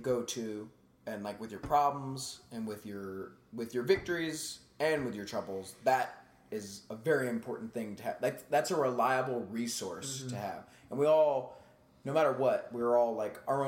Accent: Akron, Ohio, United States; moved away; I'm from Akron

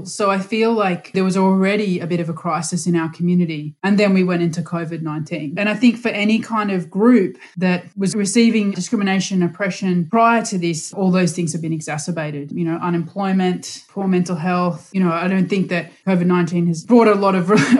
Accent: Brisbane, Queensland, Australia; moved away as an adult; also born or lived in Sydney; now in Princes Hill, Australia; I grew up in Brisbane and spent the first 21 years of my life in Brisbane, and then I moved to Sydney for 10 years and now I live in Princess Hill in Victoria

